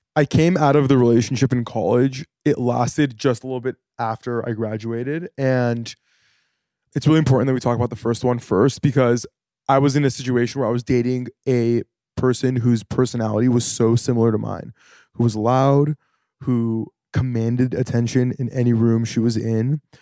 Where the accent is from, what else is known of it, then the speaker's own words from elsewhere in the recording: Santa Monica, California, United States; now in New York, United States; from Santa Monica, born and raised